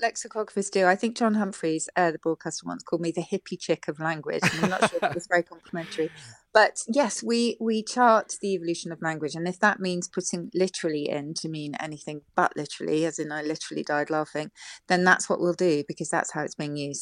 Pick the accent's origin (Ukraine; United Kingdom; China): United Kingdom; South of England; I come from the South